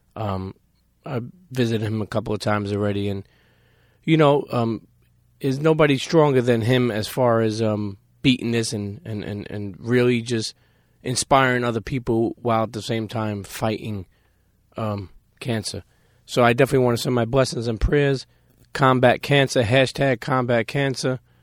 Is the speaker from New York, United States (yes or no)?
yes; New York City, New York, United States; growing up in Coney Island